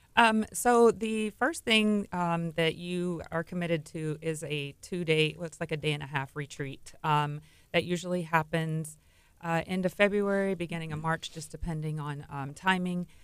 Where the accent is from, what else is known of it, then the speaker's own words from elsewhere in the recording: Texas City, Texas, United States; I grew up in Texas City, born and raised in Texas City